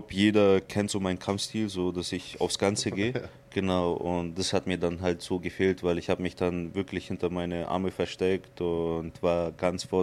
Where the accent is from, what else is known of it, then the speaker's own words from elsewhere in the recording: Surgut, Khanty-Mansi Autonomous Okrug, Russia; born there; Also ich bin in Sibirien geboren, in Surgut.